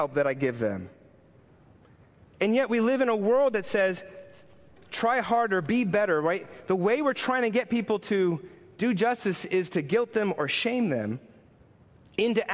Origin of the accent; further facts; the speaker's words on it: New York City, New York, United States; I'm a New Yorker. I've grown up in this town